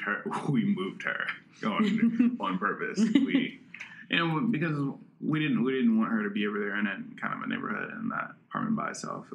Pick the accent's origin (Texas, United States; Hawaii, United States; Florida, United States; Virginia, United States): Virginia, United States; Richmond; I grew up over in the Randolph area